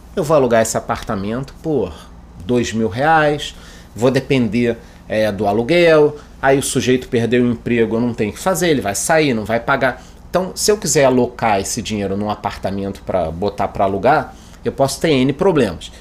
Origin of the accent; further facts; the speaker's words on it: Brazil; A gente, como brasileiro